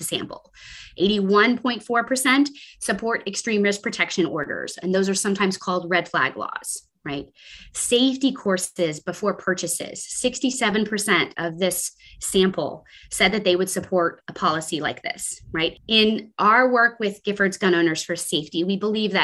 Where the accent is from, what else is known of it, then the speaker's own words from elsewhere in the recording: Texas, United States; my home state of Texas